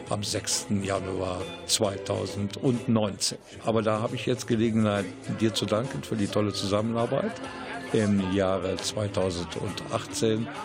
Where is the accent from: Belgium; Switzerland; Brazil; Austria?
Belgium; moved away as an adult; now in Krefeld, Germany; Ich bin Belgier, aber wir wohnen schon seit 37